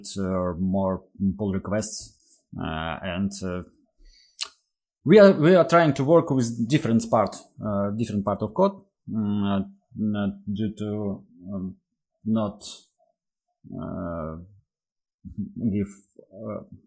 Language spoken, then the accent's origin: English; Russia; I'm from Russia